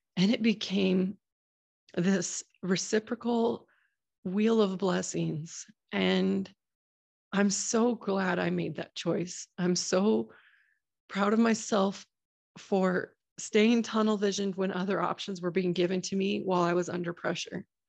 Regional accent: Boise, Idaho, United States; my hometown of Boise, Idaho

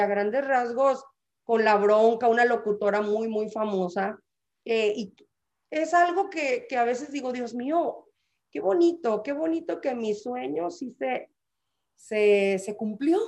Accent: San Luis Río Colorado, Sonora, Mexico; moved away; soy orgullosamente sanluisina eh, ¿qué te puedo decir? Amo, amo haber nacido en San Luis Colorado.

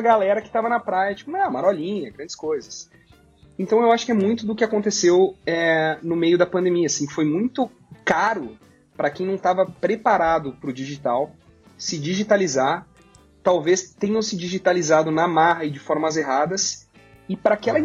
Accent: Gramado, Rio Grande do Sul, Brazil; lá na minha cidade

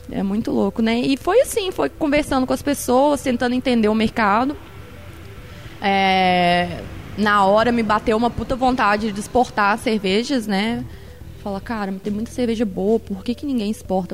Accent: Minas Gerais, Brazil; moved away; Sou, sou de, de Minas

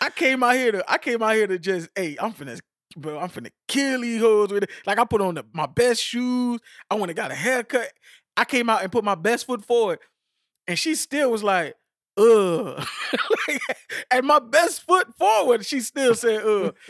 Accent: United States; I'm American

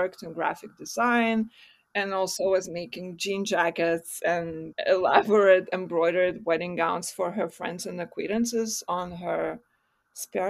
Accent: Vilnius, Vilnius County, Lithuania; I was born in Vilnius, Lithuania.

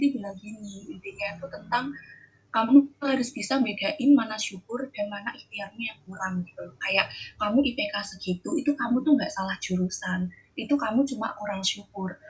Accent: Java, Indonesia; now in Jember, Indonesia; aku gadis Jawa

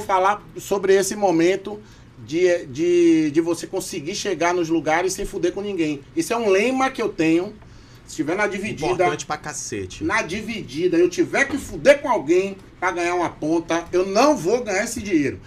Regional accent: Salvador, Bahia, Brazil; accent: baiano; moved away as an adult; now in Manaus, Brazil; nasci em Salvador, Bahia, Brasil, no bairro de Itapuã. Sim. Depois me mudei para Boca do Rio

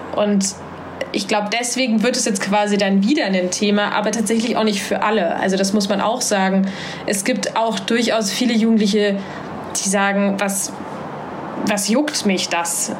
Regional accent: Halle, Saxony-Anhalt, Germany; moved away as an adult; now in Hamburg, Germany; Ich bin in Halle an der Saale groß geworden

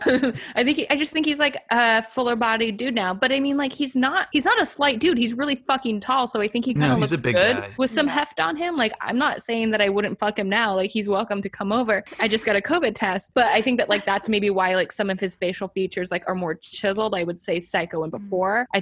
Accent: Portland, Oregon, United States; I'm from Portland where Gus Van Sant is from

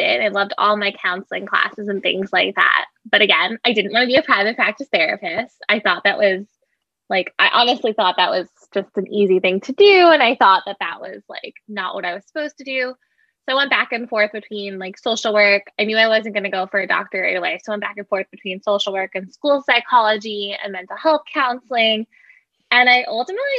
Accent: Long Island, New York, United States; I am from New York. So I actually stayed on Long Island

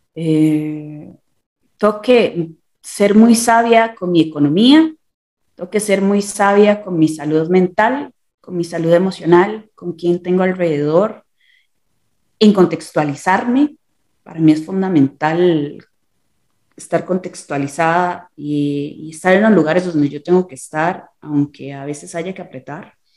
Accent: San José, Costa Rica; moved away as an adult; now in Mexico City, Mexico; soy de Costa Rica

